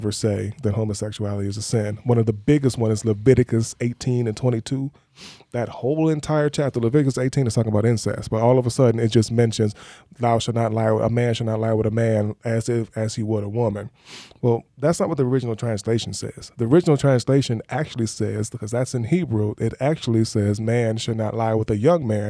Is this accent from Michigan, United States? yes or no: yes; Detroit, Michigan, United States; I'm from Detroit, so they might call me a Detroiter